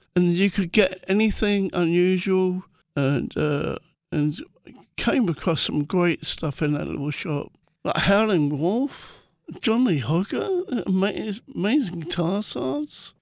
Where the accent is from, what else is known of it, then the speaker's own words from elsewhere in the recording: London, United Kingdom; growing up in Muswell Hill